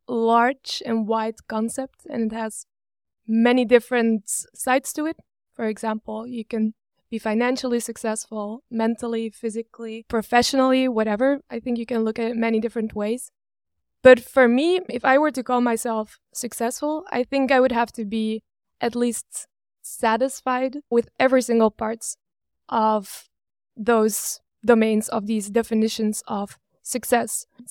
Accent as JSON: {"language": "English", "country": "Belgium", "tie": "born or raised there", "said": "I've been born and raised in Belgium. I studied to be a computer science engineer in Leuven, close to Brussels."}